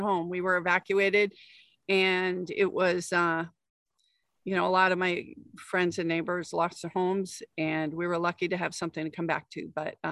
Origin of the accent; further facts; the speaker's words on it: New Hampshire, United States; moved away as an adult; also born or lived in Wisconsin / Oregon; now in Springfield, Oregon, United States; I come from New Hampshire, the other state without a sales tax